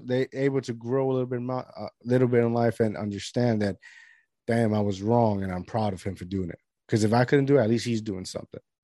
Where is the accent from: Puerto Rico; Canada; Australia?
Puerto Rico; Lajas; I'm from Lajas, Puerto Rico